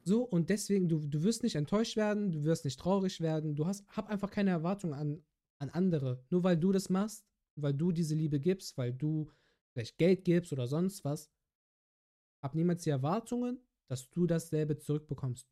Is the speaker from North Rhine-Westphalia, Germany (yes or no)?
yes; Bergisch Gladbach, North Rhine-Westphalia, Germany; moved away; meine alte Heimatstadt Bergisch Gladbach